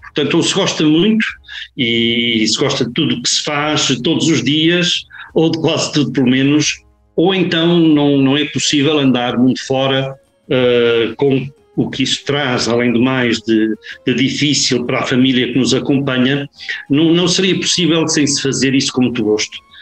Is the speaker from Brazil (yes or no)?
no; Porto, Norte, Portugal; moved away as an adult; now in Caracas, Venezuela; eu nasci no Porto, eh, nasci no Porto, mas sem raízes diretas no Porto. Sou nado e criado, tripeiro